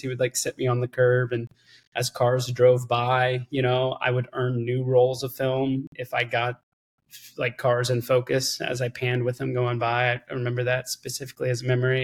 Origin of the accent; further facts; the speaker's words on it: Austin, Texas, United States; I was born here in Austin, Texas. I'm currently in Austin, Texas.